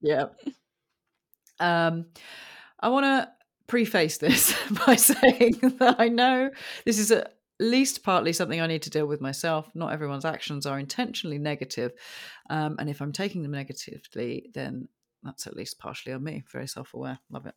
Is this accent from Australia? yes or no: no; United Kingdom; I'm very British